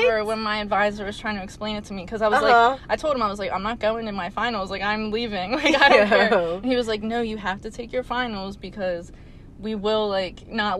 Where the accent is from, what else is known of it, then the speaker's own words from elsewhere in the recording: Aston, Pennsylvania, United States; I grew up in Aston, went to Sun Valley High School